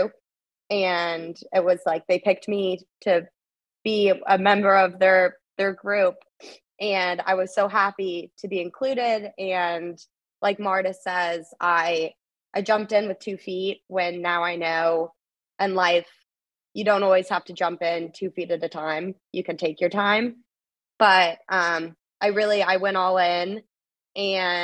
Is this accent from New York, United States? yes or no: no; Florida, United States; moved away as an adult; also born or lived in Long Island; now in Clemson, United States; home, which is Florida